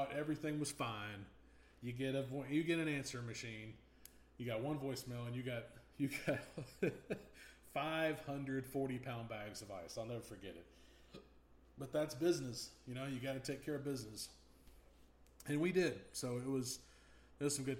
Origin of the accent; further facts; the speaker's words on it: North Mississippi, United States; growing up in North Mississippi